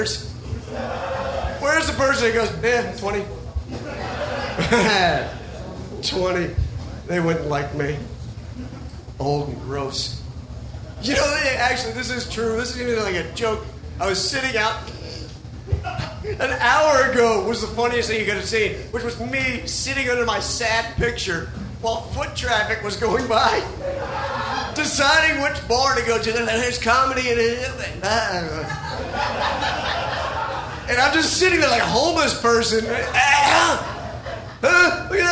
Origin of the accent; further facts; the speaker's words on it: Sumter, South Carolina, United States; my hometown of Sumter, South Carolina